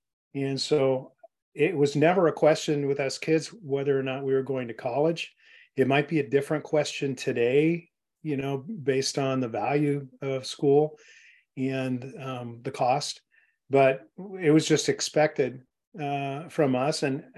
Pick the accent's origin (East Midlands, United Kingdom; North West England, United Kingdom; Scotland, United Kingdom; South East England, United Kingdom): Scotland, United Kingdom; We're all Scots. I'm from Scotland